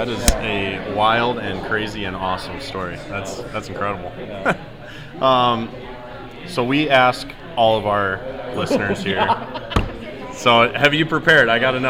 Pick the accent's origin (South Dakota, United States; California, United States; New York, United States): South Dakota, United States; Summit; also born or lived in Watertown, South Dakota; I'm originally from Summit, but obviously I've been nearby to Watertown a long time